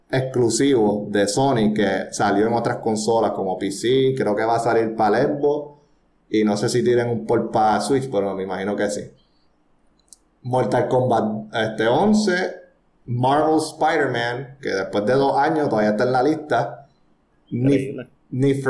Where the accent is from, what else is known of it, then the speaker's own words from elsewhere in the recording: Puerto Rico; Yo soy puertorriqueño, yo no sé nada de Francia. Fuimos conquistados por España y después Estados Unidos, o sea, que no tenemos nada francés aquí.